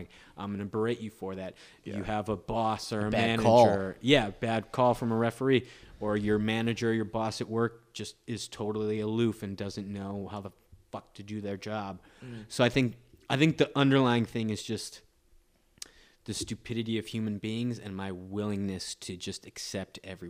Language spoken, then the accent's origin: English; Wisconsin, United States; moved away; I'm from Wisconsin